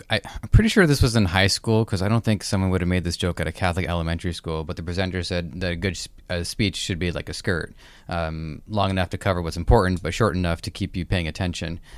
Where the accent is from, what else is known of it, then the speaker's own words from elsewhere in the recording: Canada; It just shows I'm Canadian.